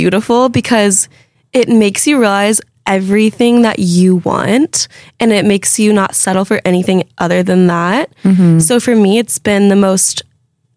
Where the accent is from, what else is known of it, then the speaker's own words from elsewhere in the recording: Fresno, California, United States; moved away as an adult; now in New York City, United States; we grew up together in Fresno.